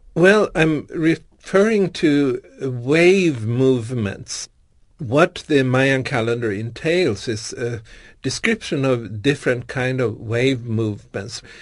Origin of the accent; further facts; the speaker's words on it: Stockholm, Stockholm County, Sweden; Born and raised in Stockholm